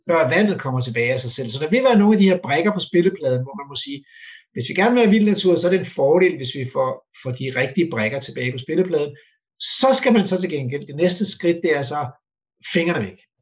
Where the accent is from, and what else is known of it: Denmark